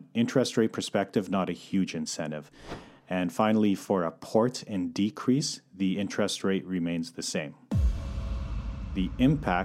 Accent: Calgary, Alberta, Canada; moved away as an adult; now in Vancouver, Canada; I'm born and raised in Calgary, but relocated to Vancouver in 2011

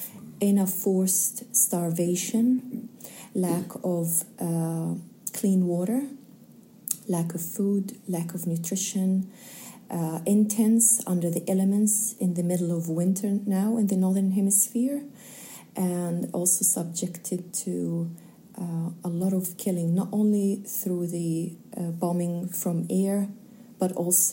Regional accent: Gaza, Gaza Strip, Palestine; moved away as an adult; also born or lived in Jabalia refugee camp; now in Otepoti (Dunedin), New Zealand; I was raised in Gaza, went to UN schools there, and have lived my life until the age of 18 before leaving for study and work later on. As a Kiwi standing here today, I have strong connections with Gaza.

